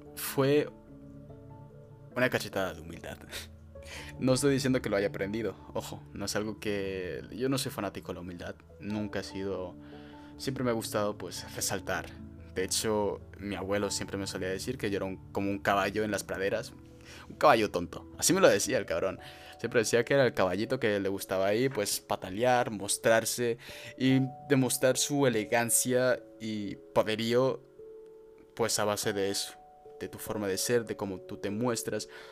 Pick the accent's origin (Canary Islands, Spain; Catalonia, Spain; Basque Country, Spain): Canary Islands, Spain; El Fraile; born or raised there; also born or lived in Freiburg, Baden-Württemberg, Germany